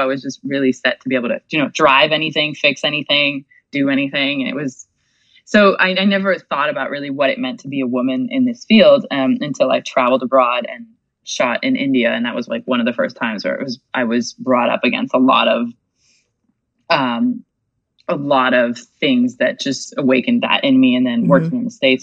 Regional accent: Quebec City, Quebec, Canada; also born or lived in Montreal; I was born in Quebec City.

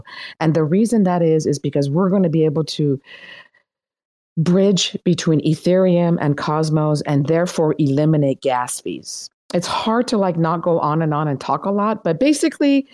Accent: Iran; English is a second language; now in United States; I'm Iranian. I was born in Iran. My family left and came to the United States

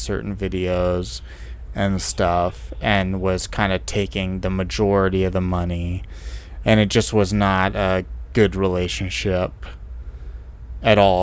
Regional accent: Silicon Valley, California, United States; I'm from Silicon Valley

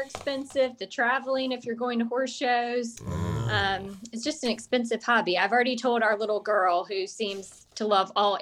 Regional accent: Charlotte, North Carolina, United States; also born or lived in Weddington, North Carolina / Baltimore, Maryland; I grew up in Charlotte and then went away for college and grad school

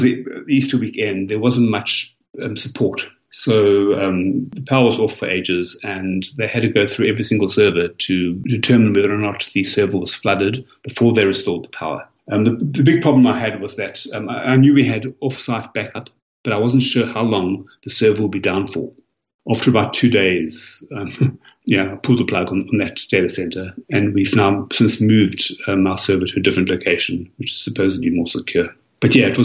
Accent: South Africa; now in Melbourne, Australia; I'm originally South African, and I do try to go back to Cape Town every year.

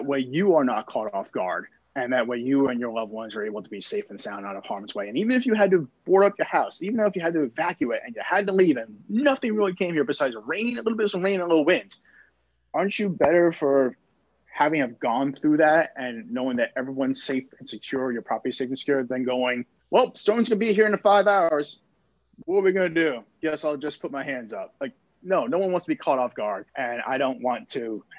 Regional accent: New York City, New York, United States; now in Houston, United States; I'm from New York City, so right. I am a Yankee fan.

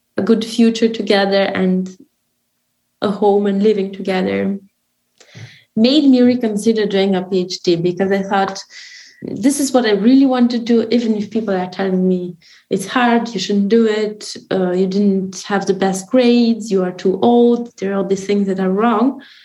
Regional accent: Romania; had just opened a new branch in my hometown

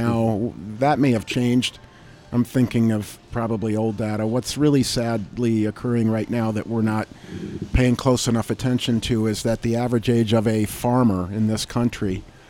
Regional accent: Sotus, Michigan, United States; Sotus, Michigan, 425 acres of fruit, vegetables, and grapes.

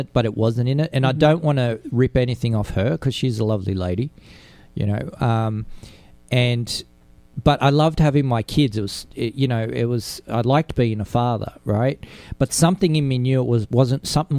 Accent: Sydney, New South Wales, Australia; I was an Italian growing up in Australia with a different culture

